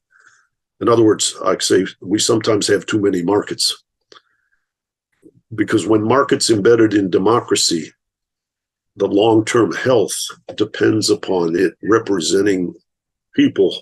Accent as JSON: {"language": "English", "region": "Michigan", "country": "United States", "tie": "born or raised there", "said": "I grew up in Michigan"}